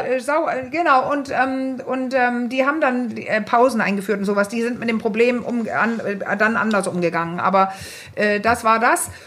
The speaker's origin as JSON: {"language": "German", "country": "Denmark", "said": "ich bin ja Dänin"}